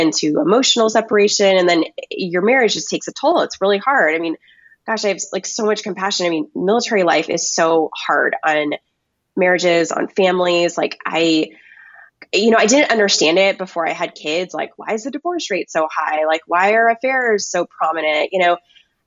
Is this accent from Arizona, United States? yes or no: no; Texas, United States; moved away as an adult; also born or lived in Washington, District of Columbia, United States / coastal Virginia; we're both from Texas, me and my husband